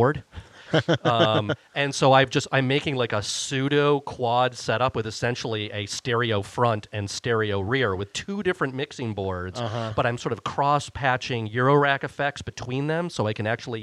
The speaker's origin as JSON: {"language": "English", "town": "Cleveland", "region": "Ohio", "country": "United States", "tie": "born or raised there", "said": "I grew up outside of Cleveland, Ohio"}